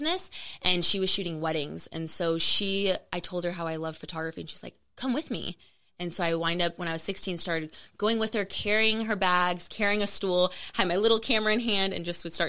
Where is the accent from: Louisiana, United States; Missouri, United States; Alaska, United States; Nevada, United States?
Nevada, United States; Las Vegas; I'm born and raised in Vegas.